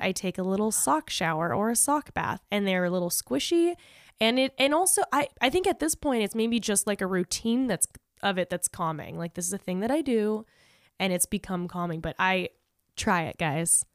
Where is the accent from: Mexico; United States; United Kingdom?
United States; La Puente, California; I'm from La Puente, and I was one of, like, three white people in my school